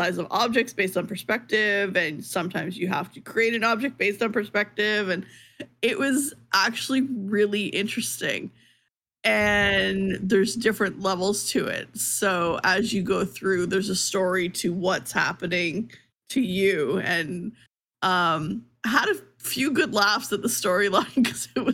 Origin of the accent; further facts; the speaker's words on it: Canada; as a Canadian